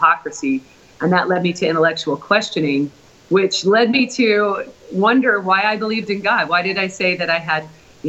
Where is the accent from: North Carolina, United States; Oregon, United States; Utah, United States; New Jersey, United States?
Oregon, United States; Portland; moved away; also born or lived in Oklahoma; Originally, I'm from Portland, Oregon